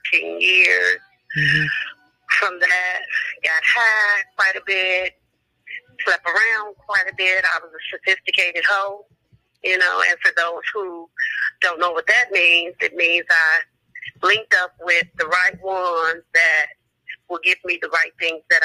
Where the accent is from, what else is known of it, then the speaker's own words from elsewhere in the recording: Chicago, Illinois, United States; born and raised in the Ida B. Wells. Love my stumping ground